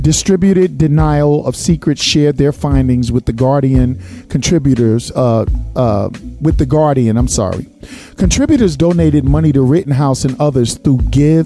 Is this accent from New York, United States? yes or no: yes; New York City, New York, United States; moved away; also born or lived in California / Georgia; I'm a native New Yorker. I was born in East New York. I lived my older years in Flatbush and Bed-Stuy. I moved to California. From California, I moved to Georgia.